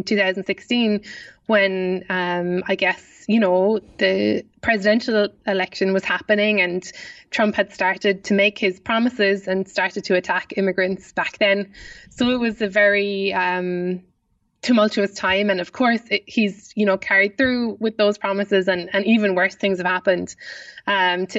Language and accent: English; Ireland; accent: Irish; I hope that I've kept up my Irish accent sufficiently